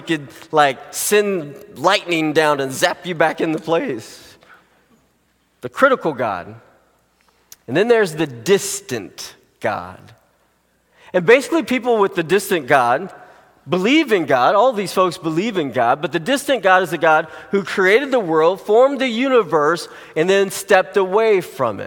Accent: United States; you and I as Americans

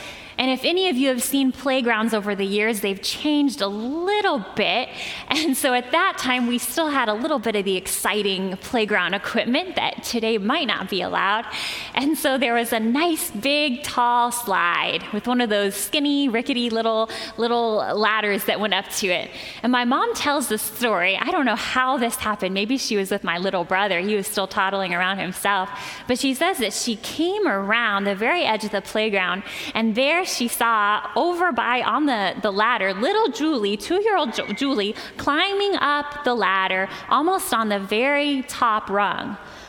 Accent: Holland, Michigan, United States; I was growing up in Holland, Michigan with my family. There's five of us.

